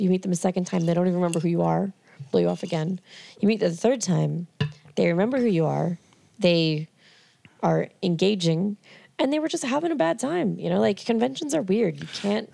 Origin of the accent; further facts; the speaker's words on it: Merrimack, New Hampshire, United States; I grew up in New Hampshire.